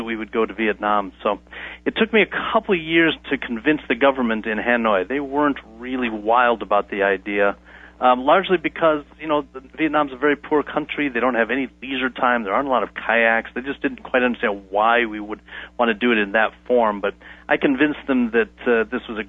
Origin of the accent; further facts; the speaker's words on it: United States; as an American